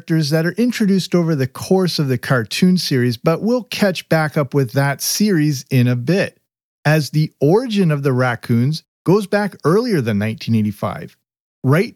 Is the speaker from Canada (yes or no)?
yes; Canada; I grew up in Canada